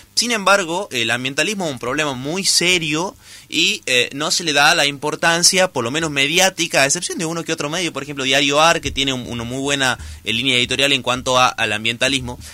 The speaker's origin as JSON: {"language": "Spanish", "country": "Argentina", "said": "nos abordan como ciudadanos argentinos"}